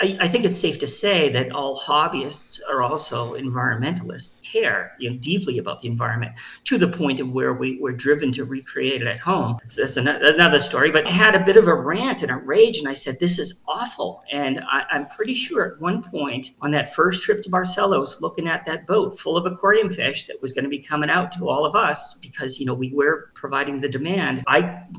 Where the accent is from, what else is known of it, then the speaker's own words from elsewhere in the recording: Boston, Massachusetts, United States; I'm from Boston